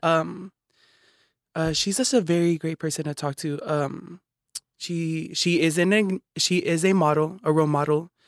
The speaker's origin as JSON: {"language": "English", "town": "Hayward", "region": "California", "country": "United States", "tie": "born or raised there", "also_born_or_lived": "East Palo Alto", "said": "I was raised in Hayward"}